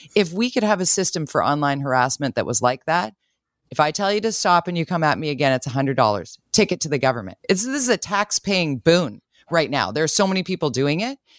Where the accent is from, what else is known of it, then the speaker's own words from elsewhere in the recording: Vancouver, British Columbia, Canada; I'm from Vancouver.